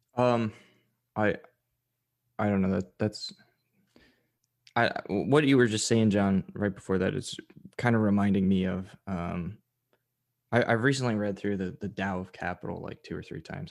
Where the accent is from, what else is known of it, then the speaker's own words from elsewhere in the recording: United States; as an American